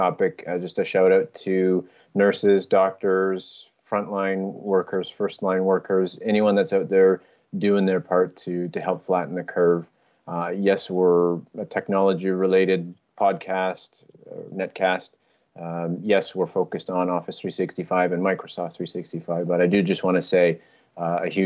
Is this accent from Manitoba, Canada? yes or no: yes; Winnipeg, Manitoba, Canada; we're from Winnipeg